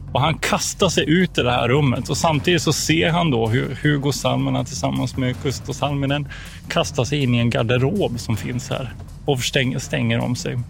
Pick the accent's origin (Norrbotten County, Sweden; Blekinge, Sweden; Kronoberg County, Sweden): Kronoberg County, Sweden; Växjö; moved away as an adult; now in Umeå, Sweden; jag är född i, i eh, Växjö, då, i södra Sverige